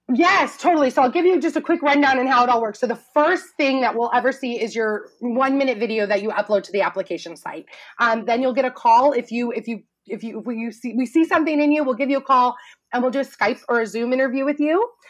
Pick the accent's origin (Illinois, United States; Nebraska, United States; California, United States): California, United States; Truckee; moved away as an adult; also born or lived in Chico, California / Los Angeles; my teeny little hometown, Truckee, California, up in Lake Tahoe